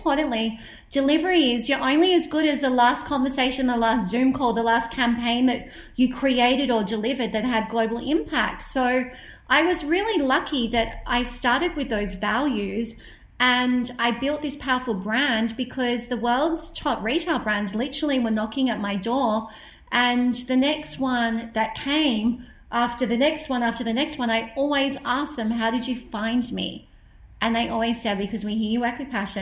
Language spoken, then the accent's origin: English; Australia; also born or lived in London; as an Australian